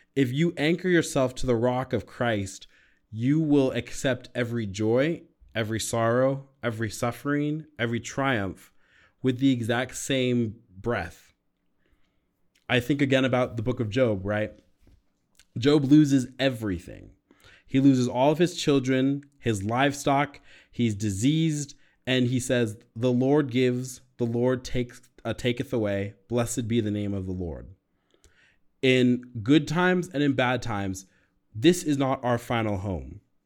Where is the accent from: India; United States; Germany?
United States; also born or lived in California; now in Colorado, United States; as an American